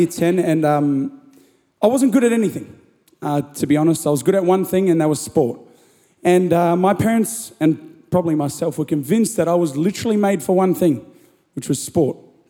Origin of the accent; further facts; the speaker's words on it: Gold Coast, Queensland, Australia; also born or lived in Byron Bay, New South Wales; now in Melbourne, Australia; I was born in Byron Bay, brought up in the Gold Coast